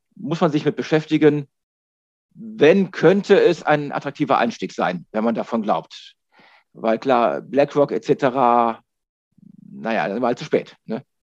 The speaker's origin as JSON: {"language": "German", "country": "Germany", "said": "wir als Deutsche"}